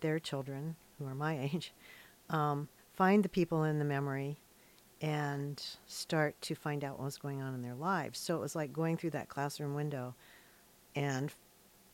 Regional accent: Hillsboro, Ohio, United States; born or raised there; now in Astoria, United States

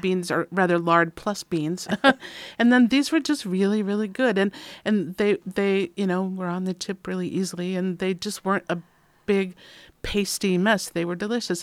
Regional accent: Minnesota, United States; moved away; I'm from Minnesota

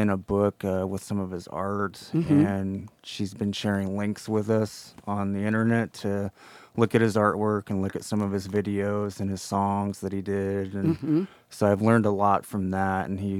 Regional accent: Nevada, United States; I'm half Paiute from Nevada.

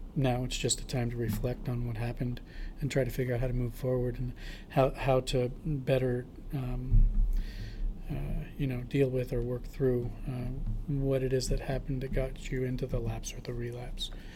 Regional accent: Portland, Oregon, United States; I was born and raised in Portland.

